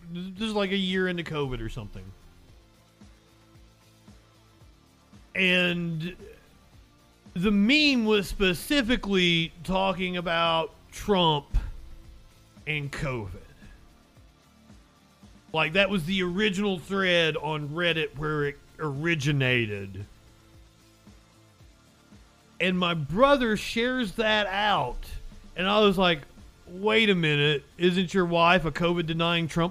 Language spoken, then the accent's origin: English; Kentucky, United States; But I am from Kentucky. I am from Kentucky now.